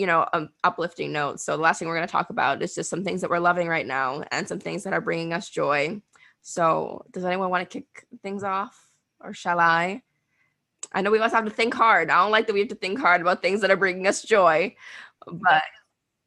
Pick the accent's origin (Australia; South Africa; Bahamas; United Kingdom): Bahamas; moved away; I'm going home next week. I'm going back. I'm from the Bahamas.